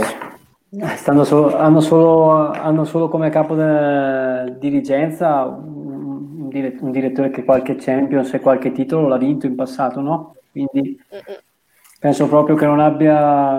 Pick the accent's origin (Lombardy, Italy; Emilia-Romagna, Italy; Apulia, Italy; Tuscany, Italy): Lombardy, Italy; Bergamo; sono di Bergamo